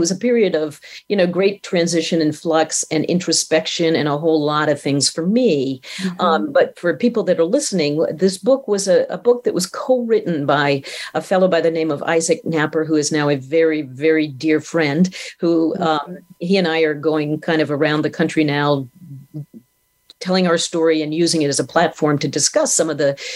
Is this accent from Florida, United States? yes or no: no; Maine, United States; I was 17. Mm-hmm. You know, I was from Maine.